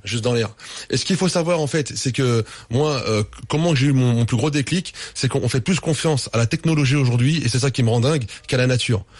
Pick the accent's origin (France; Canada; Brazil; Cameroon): France; je suis français